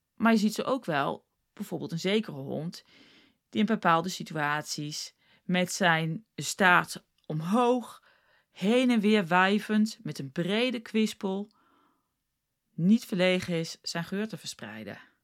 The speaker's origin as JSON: {"language": "Dutch", "country": "South Africa", "tie": "born or raised there", "also_born_or_lived": "The Hague, Netherlands", "moved": "as an adult", "lives_now": "Netherlands", "said": "ik heb toen heel lang woonde ik in Zuid-Afrika. Ik kon wel Nederlands spreken, maar dat was natuurlijk niet heel goed. Want ik was een jaartje of 6, 7, 8 toen ik naar Zuid-Afrika ging."}